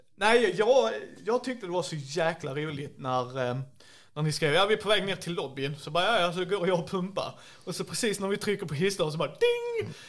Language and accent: Swedish; Skåne, Sweden; jag är ju skåning